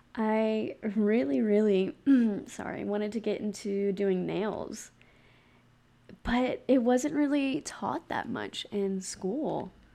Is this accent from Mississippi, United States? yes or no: yes; Gulf Coast of Mississippi, United States; now in Utah, United States; I'm from the Gulf Coast of Mississippi, and I am currently living in Utah